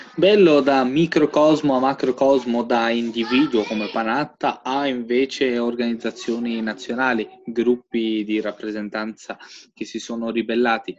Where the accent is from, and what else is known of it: Albania; now in Italy